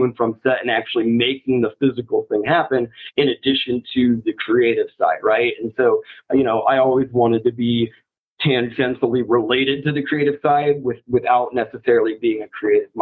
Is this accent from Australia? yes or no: no; Iowa, United States; now in Los Angeles, United States; I'm from Iowa originally, small town, like 500 people in the middle of nowhere